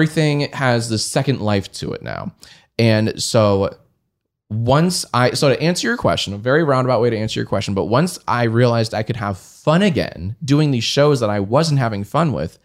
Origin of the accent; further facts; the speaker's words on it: Columbia, Maryland, United States; moved away as an adult; also born or lived in Washington, D.C.; I grew up in Columbia, Maryland.